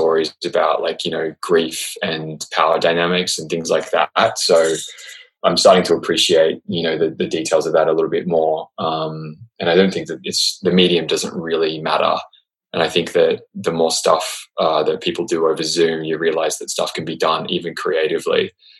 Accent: Australia; accent: Australian; And I have this weird hybrid of Australian and American, and then that is contributing to me losing my Australian accent.

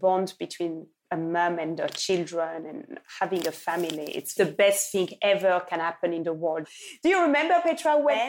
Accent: Lubumbashi, Haut-Katanga, DR Congo; when I went to Lubumbashi in my hometown where I was born in Congo, they told me

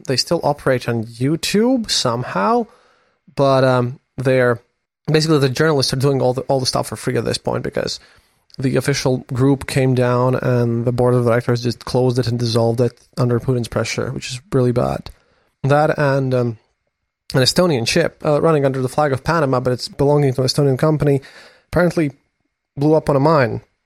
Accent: Latvia; I'm a journalist from Latvia

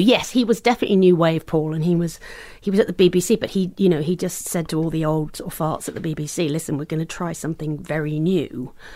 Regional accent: green belt around London, South East England, United Kingdom; moved away; also born or lived in United States; I grew up just outside in in the countryside, really, the green belt area around London

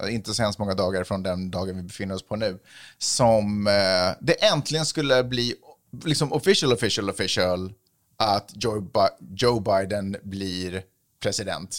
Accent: Sweden; now in United States; när jag är hemma i Sverige

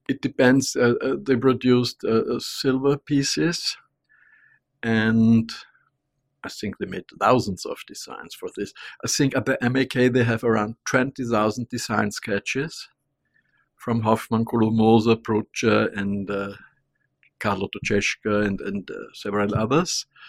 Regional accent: Vienna, Austria; I'm from Vienna, I'm a little Viennese, I was born there.

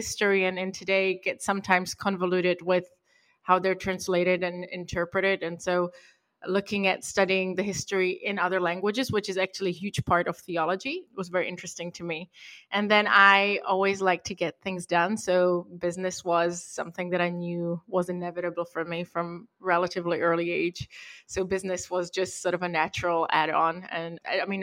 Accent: Prague, Czechia; also born or lived in Europe / United Kingdom; now in Santa Monica, United States; I was born and raised in Prague in the Czech Republic in the 90s

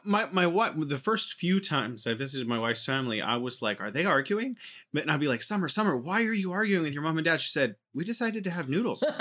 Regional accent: United States; now in China; as an American growing up watching T V

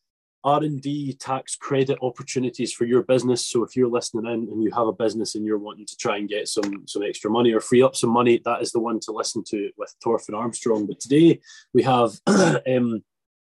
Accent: Scotland, United Kingdom; as the Scotsman

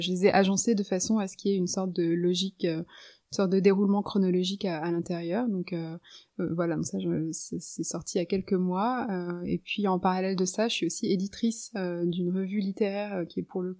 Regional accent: Lebanon; Donc je me souviens d'être sur le balcon chez moi au Liban

